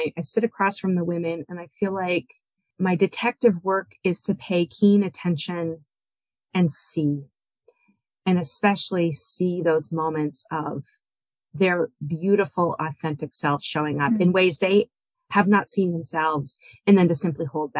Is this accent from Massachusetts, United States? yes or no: yes; Boston, Massachusetts, United States; I'm originally from Boston area